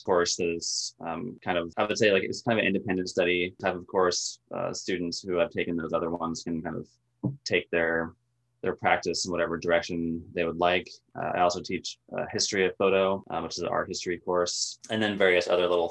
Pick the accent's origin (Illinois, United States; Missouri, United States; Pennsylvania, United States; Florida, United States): Florida, United States; Tallahassee; moved away as an adult; also born or lived in Gainesville, Florida; now in Inland Northwest, United States; I'm from Tallahassee originally